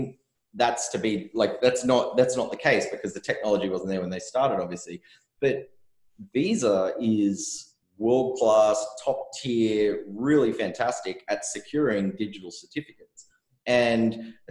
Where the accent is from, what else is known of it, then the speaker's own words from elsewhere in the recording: Australia; I'm from Australia where everyone gambles on everything all the time.